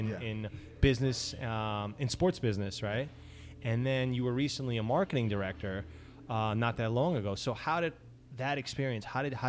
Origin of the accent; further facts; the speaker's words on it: New York City, New York, United States; also born or lived in Forest Hills, Queens; I grew up in Astoria and bounced around in Queens in a bunch of different places. Right now I'm in Forest Hills